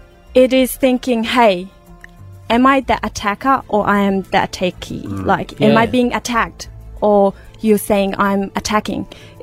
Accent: Uruzgan, Afghanistan; moved away; I was born in Uruzgan province of Afghanistan, a place that is just described horrific.

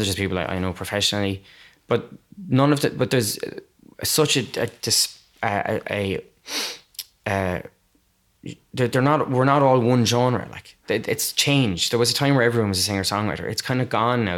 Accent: Waterford, Munster, Ireland; now in Cork, Ireland; I'm not from Cork, I'm from Waterford

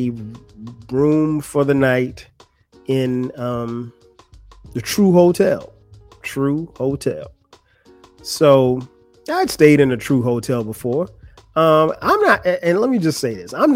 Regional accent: Florence, South Carolina, United States; moved away; Florence, my hometown

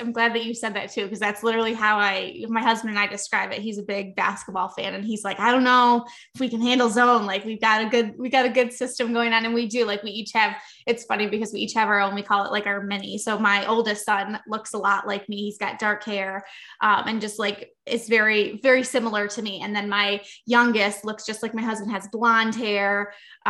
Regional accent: Western New York, United States; I am from New York

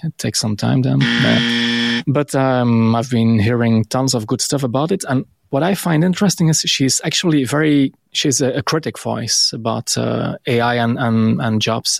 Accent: Belgium; it's so cool to be Belgian.

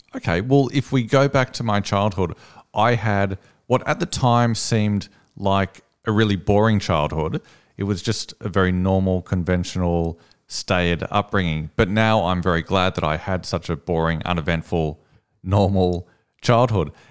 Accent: Sydney, New South Wales, Australia; I'm from Sydney.

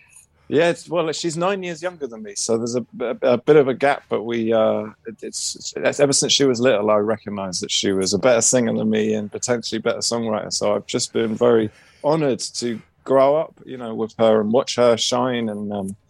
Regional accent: London, United Kingdom; also born or lived in Copenhagen; because I'm from London.

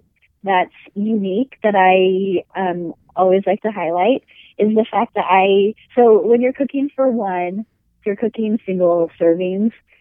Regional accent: Washington, United States; now in Utah, United States; I live in Utah, and I grew up in Washington

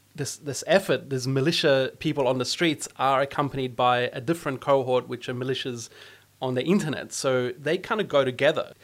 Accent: Australia

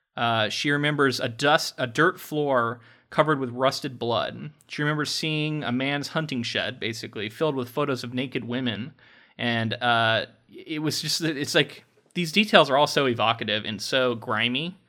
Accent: Florida, United States; We grew up in like a small town in Florida

